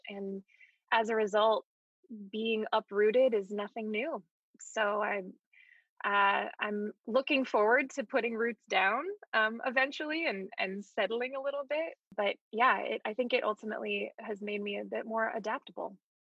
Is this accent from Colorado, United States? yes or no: yes; Colorado, United States; also born or lived in Palo Alto, California / Pasadena / Virginia / Hawaii; I was born in Palo Alto, California, and then moved from there to Pasadena, then to Virginia, then to Colorado, then to Hawaii, then back to Colorado.